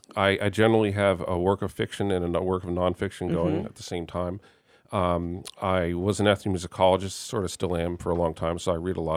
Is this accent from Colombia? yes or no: no; Germany; born there; Well, it's partly I was born in Germany to American parents, so I have a little bit of a connection by that way.